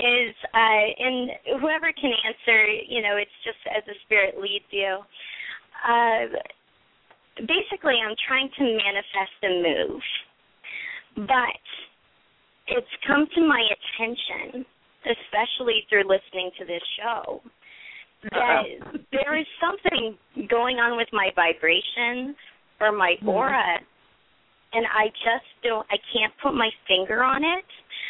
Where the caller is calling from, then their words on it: Orlando, Florida, United States; I'm calling from Orlando.